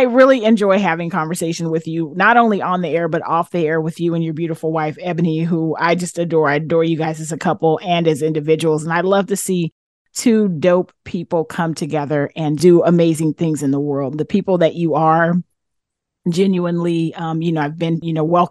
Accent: Sacramento, California, United States; We both grew up in South Sac, very proud South Sac. I grew up in Meadowview

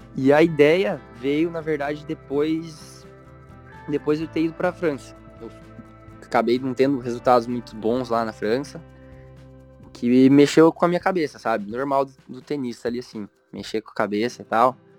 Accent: Pato Branco, Paraná, Brazil; moved away as an adult; also born or lived in Curitiba / United States; now in Florianópolis, Brazil; eu sou natural de Pato Branco, que nem você, tanto que a gente estudou muito tempo juntos, mas eu fui bem novo para Curitiba

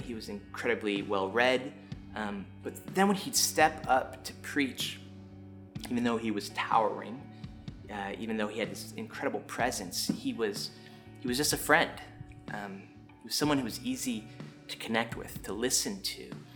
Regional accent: Chicago, Illinois, United States; moved away; also born or lived in the South; I grew up in Chicago and moving down to the South

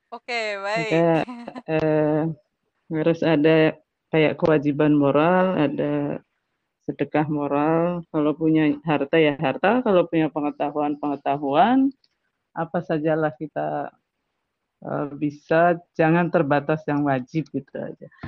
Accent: Pemalang, Central Java, Indonesia; kampung saya itu jauh-jauh loh sampai saya kan di Pemalang ya.

